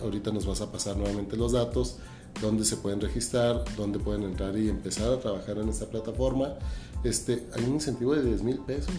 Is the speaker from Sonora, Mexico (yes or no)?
no; Ciudad Juárez, Chihuahua, Mexico; como somos los chihuahuenses, como somos los juarenses luchadores